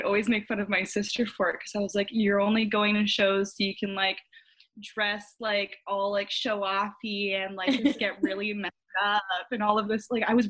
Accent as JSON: {"language": "English", "country": "Canada", "tie": "born or raised there", "also_born_or_lived": "United States", "moved": "as an adult", "lives_now": "Seattle, United States", "said": "I am Canadian, so I was born in Canada. I lived in the States for 10 years, and then my parents got divorced, and I moved back to Canada with my mom, mm-hmm. and I grew up there for the majority of my life"}